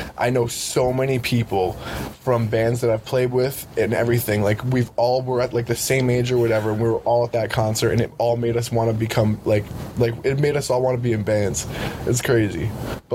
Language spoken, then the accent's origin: English; Rhode Island, United States; born or raised there